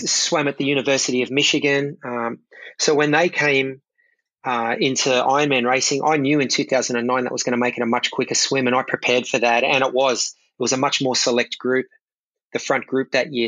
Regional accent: Sydney, New South Wales, Australia; watching the Sydney Olympics in my hometown

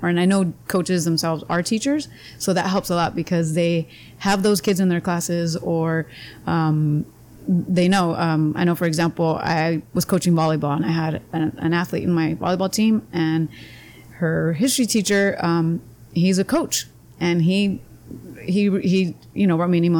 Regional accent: Imperial, California, United States; also born or lived in Calexico, California / Spain; We moved to Imperial with my mom and my dad. And so I grew up in Imperial.

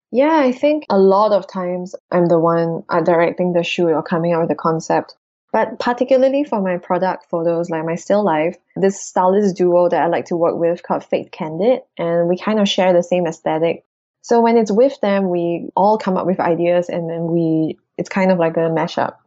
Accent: Singapore; we're Singaporean kids. Like, we're from the equator.

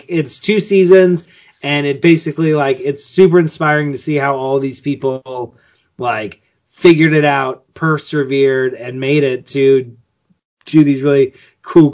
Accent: United States; I'm American

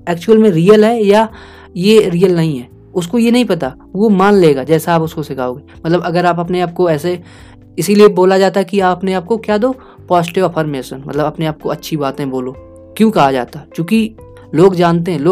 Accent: India; क्योंकि देखिए हम इंडिया से हैं और हम इंडियन ऑडियंस को ये सब सुना रहे हैं

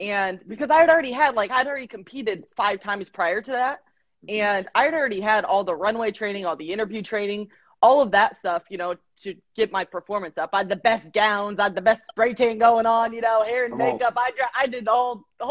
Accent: Iowa, United States; moved away as an adult; now in Missouri, United States; I'm originally from Iowa, moved to Missouri after college

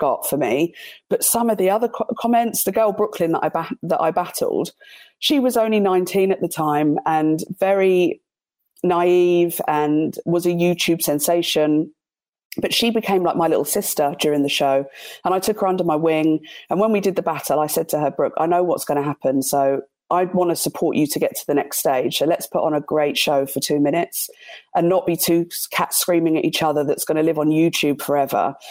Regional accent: Guildford, South East England, United Kingdom; from Guildford.

